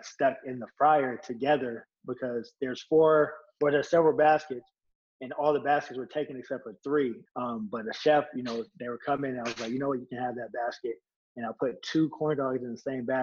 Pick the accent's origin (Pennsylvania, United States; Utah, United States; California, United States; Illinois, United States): California, United States; Moreno Valley; also born or lived in Las Vegas, Nevada; growing up in Moreno Valley